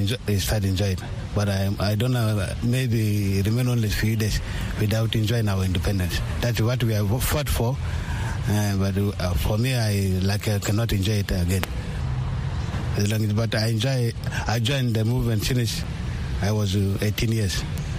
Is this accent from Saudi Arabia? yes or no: no; South Sudan